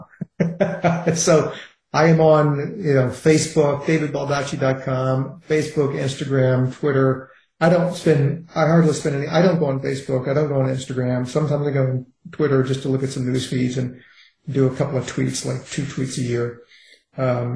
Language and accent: English; Richmond, Virginia, United States; when I grew up in Richmond, Virginia, in a heavily racist, heavily segregated society